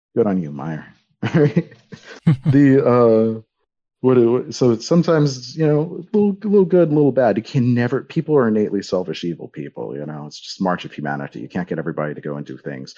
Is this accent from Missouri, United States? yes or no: no; Miami, Florida, United States; when I grew up in Miami.